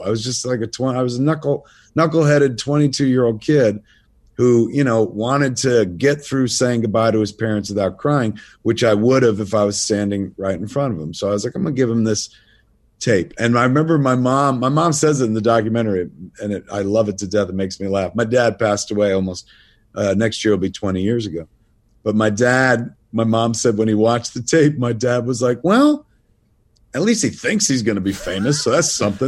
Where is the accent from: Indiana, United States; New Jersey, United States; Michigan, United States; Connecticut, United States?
New Jersey, United States; I'm from the province of New Jersey